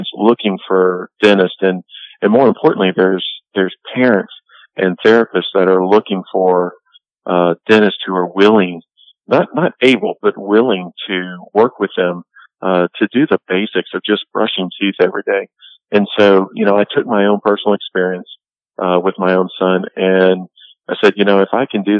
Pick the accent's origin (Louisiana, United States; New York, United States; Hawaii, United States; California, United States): Louisiana, United States; Born and raised in Louisiana, so I went to LSU, just like any old good Louisiana boy would.